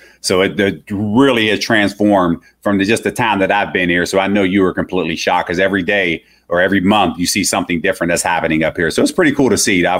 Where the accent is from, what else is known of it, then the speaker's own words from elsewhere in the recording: Pittsburgh, Pennsylvania, United States; also born or lived in Michigan; because I grew up here in Pittsburgh.